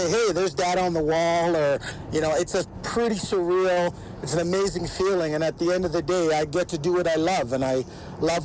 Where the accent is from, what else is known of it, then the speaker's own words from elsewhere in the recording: Ontario, Canada; moved away as an adult; also born or lived in Jamaica / British Columbia / Manitoba / Alberta; now in Edmonton, Canada; I moved to Ontario to be with my parents because they came up prior